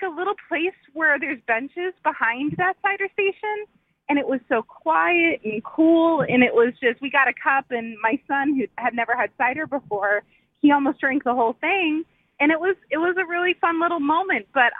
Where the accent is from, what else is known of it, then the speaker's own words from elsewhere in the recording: Massachusetts, United States; now in North Carolina, United States; we're from Massachusetts